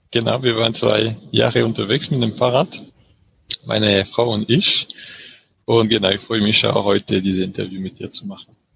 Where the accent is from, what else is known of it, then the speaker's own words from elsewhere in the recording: French Alps, France; von meinem Heimatdorf in den französischen